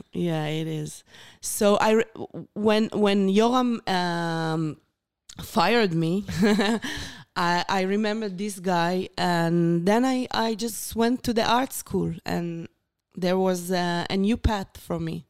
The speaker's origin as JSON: {"language": "English", "town": "Beersheba", "region": "Southern District", "country": "Israel", "tie": "born or raised there", "second_language": "English", "said": "I born and raised in Beersheba"}